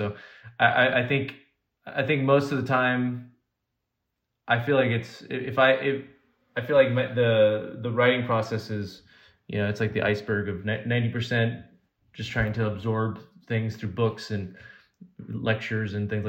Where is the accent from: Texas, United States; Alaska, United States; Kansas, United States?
Alaska, United States; also born or lived in California; Well, I was born in California originally, because my parents were born in Cuba, so they moved to California, and then I was born in California, and then I was a month old. We moved to Alaska, and so I spent the first 6 years of my life in Alaska.